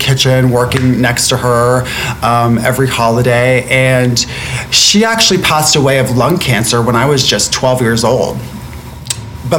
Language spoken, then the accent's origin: English; Florida, United States; moved away; I'm from Florida originally